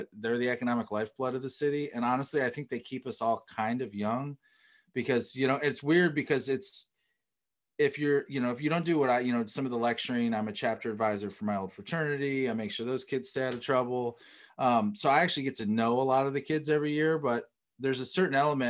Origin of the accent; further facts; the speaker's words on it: Miami, Florida, United States; moved away as an adult; also born or lived in Michigan / Las Vegas; now in Athens, United States; I grew up in Miami